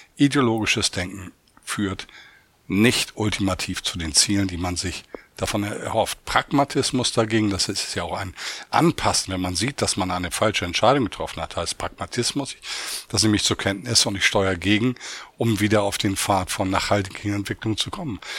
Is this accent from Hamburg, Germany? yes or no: yes; Hamburg, Germany; also born or lived in Oldenburg; jetzt hier in meiner Heimatstadt Hamburg